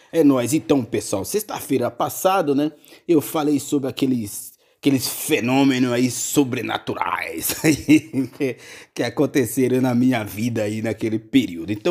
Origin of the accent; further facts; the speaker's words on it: Bahia, Brazil; quando eu viajei lá para minha Bahia, minha porreta, minha terrinha